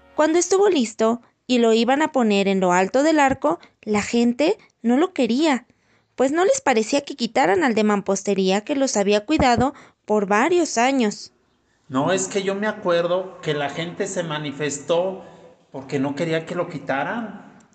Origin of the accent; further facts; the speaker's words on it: León, Guanajuato, Mexico; mi bella ciudad